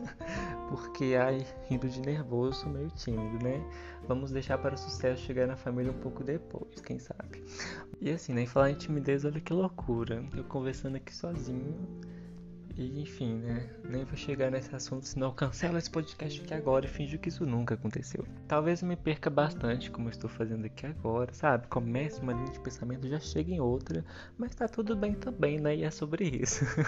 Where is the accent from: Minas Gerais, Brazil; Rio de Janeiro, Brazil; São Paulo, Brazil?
Minas Gerais, Brazil; Eu sou aqui de Minas Gerais